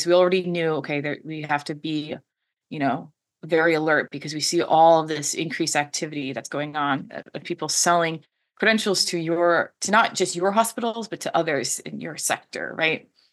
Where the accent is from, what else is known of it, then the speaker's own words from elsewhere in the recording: Washington, United States; I am from Washington State, which is a huge tech hub